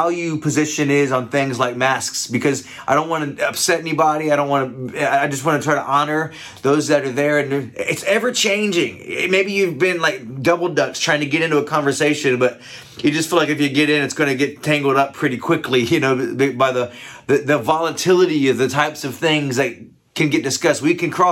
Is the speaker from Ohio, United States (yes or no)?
yes; Ohio, United States; I come from Ohio